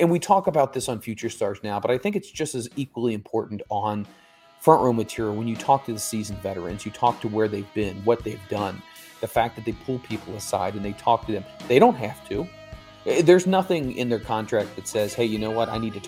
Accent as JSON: {"language": "English", "country": "Philippines", "said": "from the Philippines."}